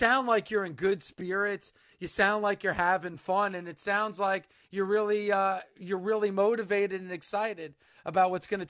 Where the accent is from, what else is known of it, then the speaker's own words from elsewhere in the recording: New Jersey, United States; I'm a kid from New Jersey, I grew up, was raised in New Jersey. I've lived in New Jersey my entire life.